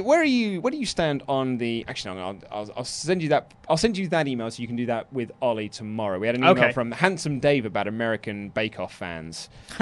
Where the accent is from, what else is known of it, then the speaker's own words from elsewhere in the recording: Spain; I grew up in Spain, which he responded to well.